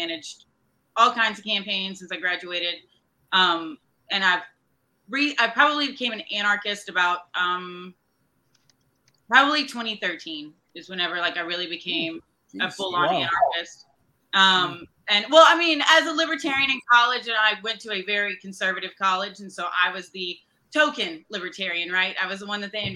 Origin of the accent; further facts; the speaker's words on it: Fort Polk, Louisiana, United States; moved away; I am from Fort Polk.